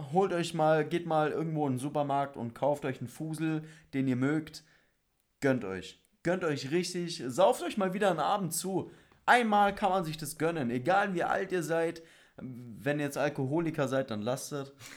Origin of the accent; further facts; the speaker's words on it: Bavaria, Germany; wir sind in Bayern groß geworden, aufgewachsen